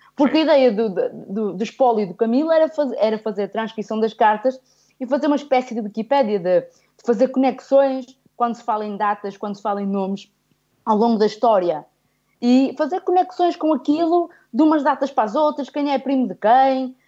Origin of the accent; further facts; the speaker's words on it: Guimarães, Norte, Portugal; eu nasci em Guimarães, mas realmente eu venho de uma aldeia, ah, que é Vilarim, que fica a um quilómetro de Moreira de Cónegos